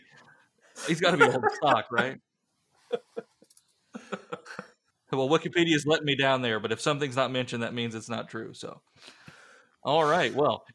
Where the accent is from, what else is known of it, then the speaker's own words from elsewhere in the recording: Columbus, Ohio, United States; born there; I was born in Columbus, could happen, but I don't know.